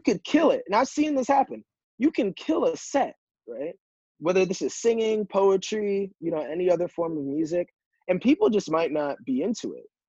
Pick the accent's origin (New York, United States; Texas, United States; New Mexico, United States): New York, United States; Yonkers; moved away as an adult; also born or lived in Philadelphia, Pennsylvania; now in Boston, United States; being from Yonkers, not growing up uh, with with money